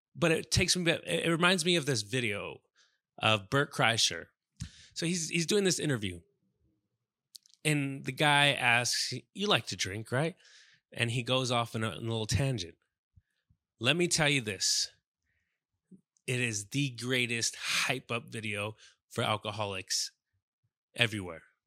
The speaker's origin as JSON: {"language": "English", "area": "South Bay", "region": "California", "country": "United States", "said": "I'm from South Bay"}